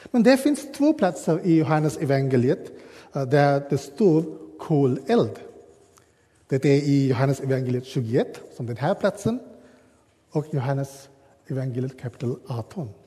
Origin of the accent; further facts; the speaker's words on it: Sri Lanka; Swedish is a second language; now in Sweden; Jag uh, går tillbaka till hemma i Sri Lanka och jag kommer ihåg den curry min mamma har lagat.